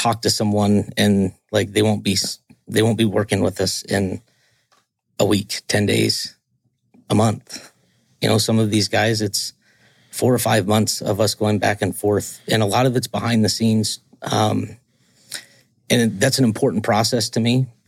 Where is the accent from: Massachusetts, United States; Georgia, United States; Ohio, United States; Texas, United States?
Georgia, United States; I grew up in the South. I'm from Georgia